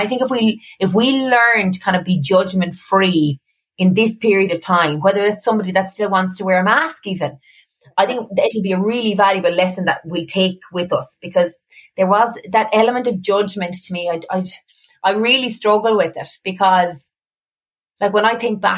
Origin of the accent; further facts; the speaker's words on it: Cork, Munster, Ireland; moved away as an adult; now in Dublin, Ireland; I moved from Cork to Dublin